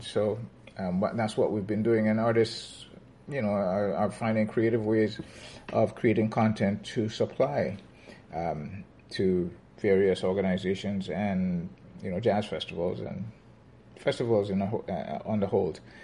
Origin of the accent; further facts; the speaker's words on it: Grenada; moved away as an adult; now in Toronto, Canada; I immigrated from Grenada where um, I spent my formative years in my dad's music store